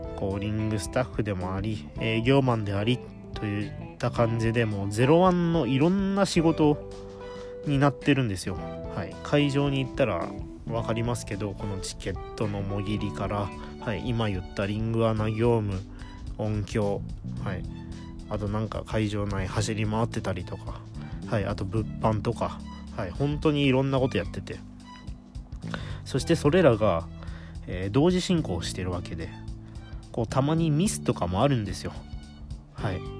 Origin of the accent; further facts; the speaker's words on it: Toyama, Japan; 富山の高3の子がね来たということで